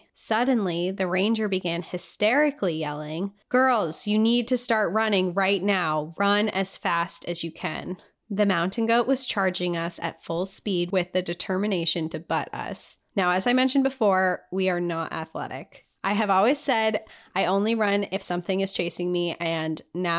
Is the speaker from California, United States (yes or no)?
no; Utah, United States; I was born and raised in Utah, just 3 or 4 hours away from the Big Five. I grew up going to national parks.